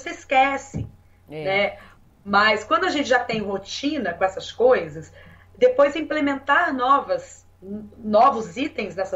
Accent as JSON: {"language": "Portuguese", "town": "Curitiba", "region": "Paraná", "country": "Brazil", "said": "É, eu vim de Curitiba. É, e em Curitiba, a gente, é, enfim, é um outro ambiente, né? Assim, uma outra cultura e tal."}